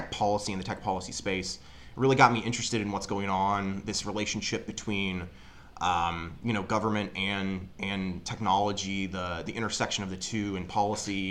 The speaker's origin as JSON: {"language": "English", "town": "Springfield", "region": "Illinois", "country": "United States", "said": "I'm originally from Springfield, Illinois."}